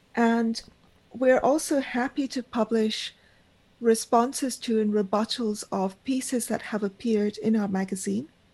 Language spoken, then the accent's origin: English; Karachi, Sindh, Pakistan; moved away; also born or lived in Argentina / Bombay, India; I spent my childhood in Pakistan. I grew up in the Pakistani Parsi community in Karachi